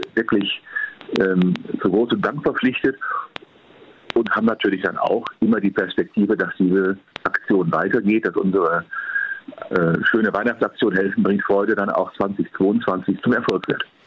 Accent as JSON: {"language": "German", "country": "Germany", "said": "als Deutscher"}